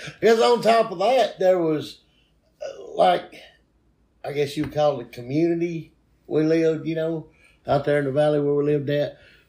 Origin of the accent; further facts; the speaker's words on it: Etowah County, Alabama, United States; I was born in Etowah County, Alabama, at Gaston Regional. Was the name of the hospital.